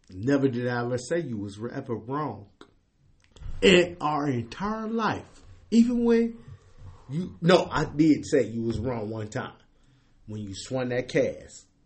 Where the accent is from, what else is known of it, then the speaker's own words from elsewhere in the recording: Cleveland, Ohio, United States; I'm from Cleveland, and me being from Cleveland, I'm gonna say this shit. This how I know I'm genuinely from Cleveland.